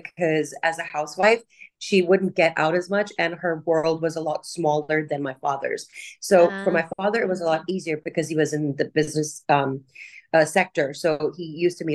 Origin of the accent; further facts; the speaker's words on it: Taiwan; also born or lived in India; I was brought up in Taiwan, and I've been living here for as long as I can remember.